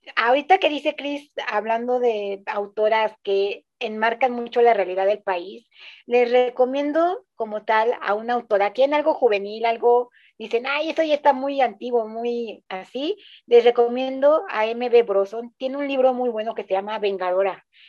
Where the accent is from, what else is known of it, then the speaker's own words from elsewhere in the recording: Mexico; tres mexicanos aquí hablándoles